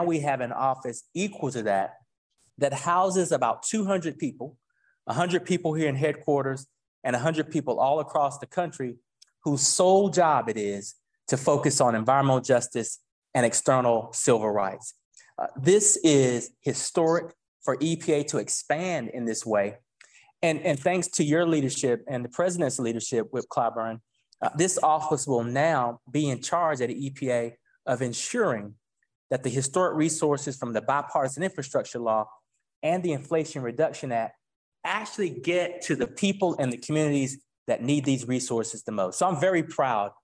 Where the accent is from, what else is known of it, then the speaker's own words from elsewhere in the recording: Warren County, North Carolina, United States; my hometown of North Carolina, Warren County